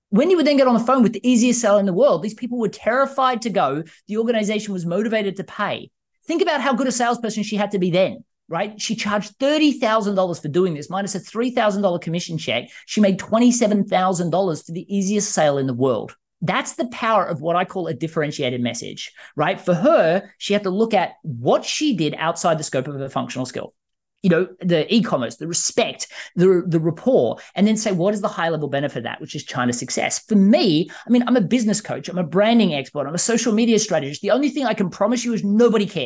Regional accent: Australia; now in United States; I mean, I was terrified moving from Australia to the US.

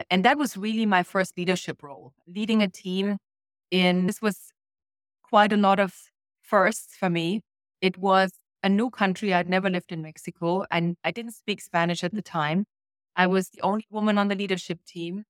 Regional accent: Germany; moved away as an adult; I grew up in East Germany

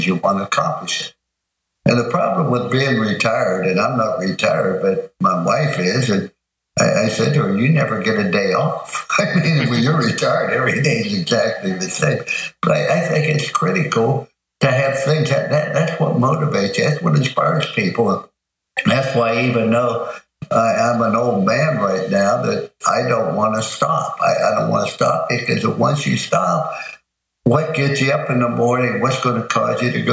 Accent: East Liverpool, Ohio, United States; moved away; also born or lived in Follansbee, West Virginia; we're raised in East Liverpool, Ohio. I was born in Fallsview, West Virginia. Those are my two hometown.

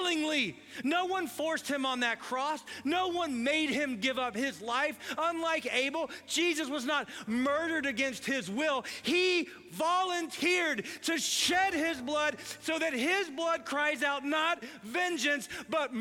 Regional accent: United States; I grew up in America

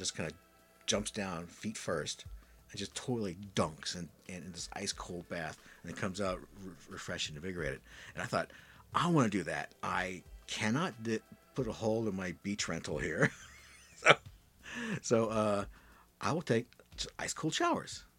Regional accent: Midwest, United States; growing up in the Midwest

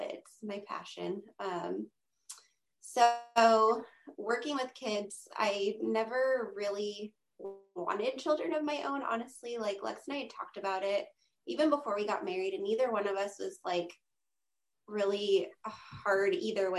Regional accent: Monterey, California, United States; also born or lived in San Diego, California; I'm born and raised in Monterey, California

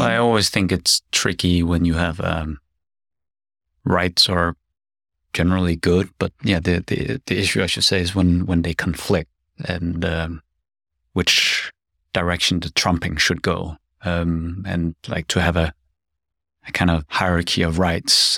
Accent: Denmark; moved away as an adult; also born or lived in South Korea; now in Seoul, South Korea; I'm a Korean adoptee. I grew up in Denmark, but I've been studying and living abroad, uh, for more than twenty years

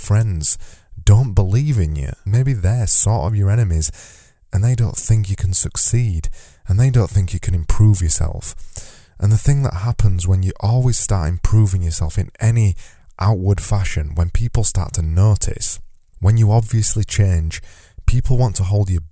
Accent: United Kingdom; as a British person

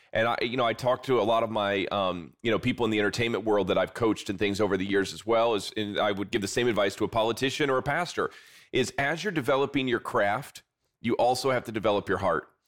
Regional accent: South Bend, Indiana, United States; I'm from, uh, South Bend, Indiana, kind of the greater area there, and I still live there to this day

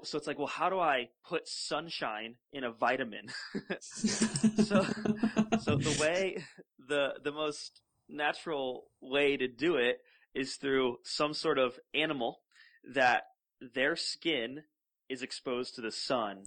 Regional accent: Florida, United States; we grew up together in Florida

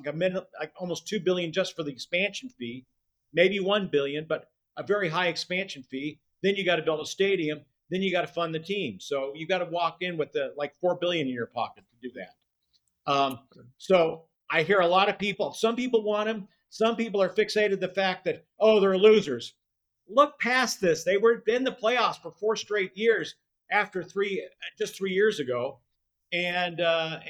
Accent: Phoenix, Arizona, United States; now in Las Vegas, United States; I grew up in Phoenix

